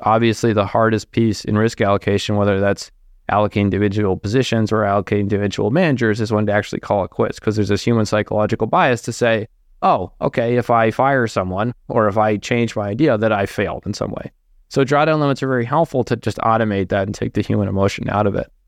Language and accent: English; East Coast, United States; now in Minnesota, United States; an East Coast person married to someone from Minnesota